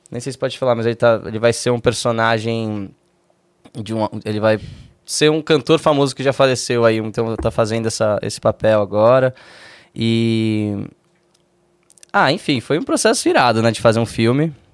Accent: Brazil; eu não sou gringo, eu sou, porra, aliás, sou, né, mas sou brasileiro também, canto em português

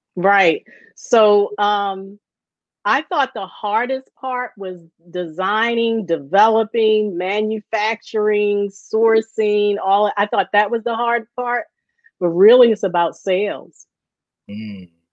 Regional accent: Baltimore, Maryland, United States; moved away as an adult; now in Philadelphia, United States; I grew up uh, in Baltimore, um, born and raised in Baltimore, and then I went off to college, and I moved to Philly

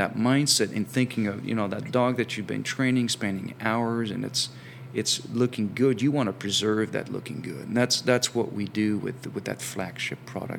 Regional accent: France; English is a second language; now in United States; while I have an accent, I'm actually from France originally.

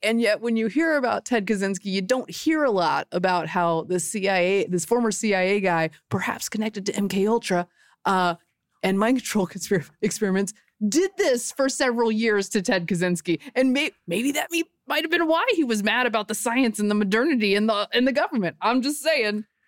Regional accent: Butner, North Carolina, United States; born or raised there

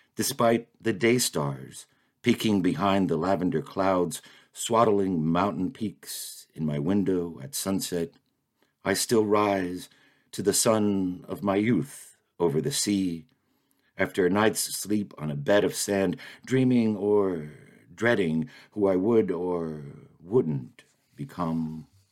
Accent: Miami, Florida, United States; moved away as an adult; now in Maine, United States; I grew up in Miami and lived in my same childhood home until I was thirty years old

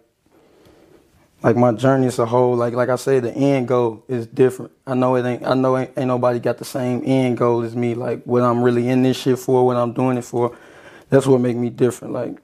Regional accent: St. Louis County, Missouri, United States

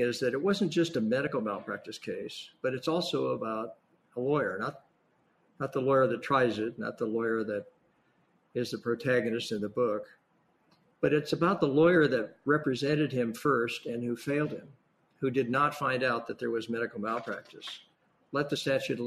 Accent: Imperial Valley, Southern California, United States; also born or lived in San Diego area, California / Seattle, Washington; now in San Francisco, United States; grew up in Southern California, actually down in Imperial Valley, which is not only a pandemic hotspot

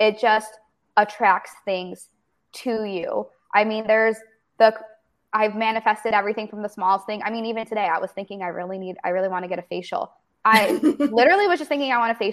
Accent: Illinois, United States; moved away as an adult; also born or lived in Arizona; now in Los Angeles, United States; I'm from Illinois.

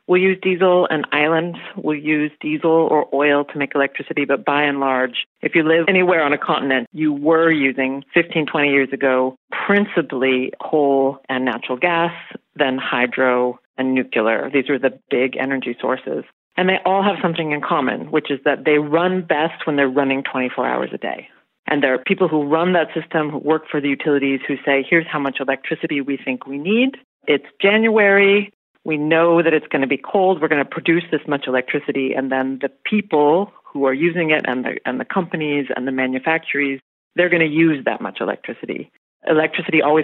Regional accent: rural Oregon, United States; now in Berlin, Germany; my hometown is in rural Oregon. That's where I grew up

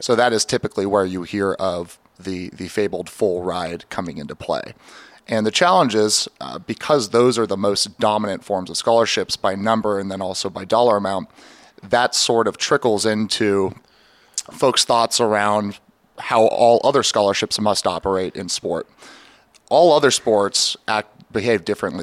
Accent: Seattle, Washington, United States; now in Baltimore, United States; growing up in Seattle, lacrosse was just not a staple like it is here in Baltimore

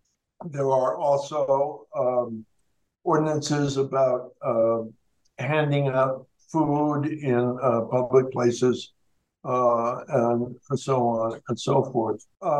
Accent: Denver, Colorado, United States; There have been studies in my hometown of Denver

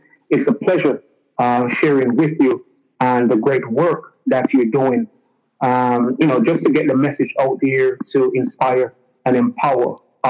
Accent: Jamaica; moved away as an adult; now in United States; when I was growing up in Jamaica

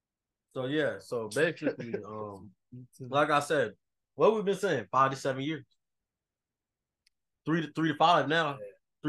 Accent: Las Vegas, Nevada, United States; So, like, you on my dick because I'm from Vegas. Man, I grew up in Vegas.

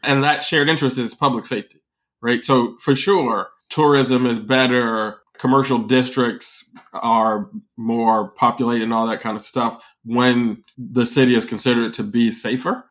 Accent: Chicago, Illinois, United States; being a Chicagoan

